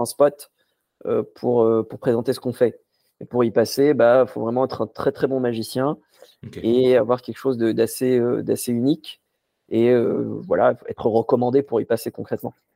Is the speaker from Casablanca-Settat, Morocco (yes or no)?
yes; Casablanca, Casablanca-Settat, Morocco; j'ai grandi, j'ai grandi à Casablanca au Maroc